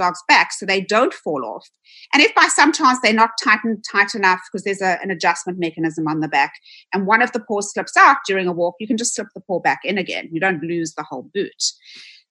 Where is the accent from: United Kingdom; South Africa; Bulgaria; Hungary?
South Africa; now in United States; I am originally from South Africa. You'll probably hear a bit of an accent. I moved to the United States in 1996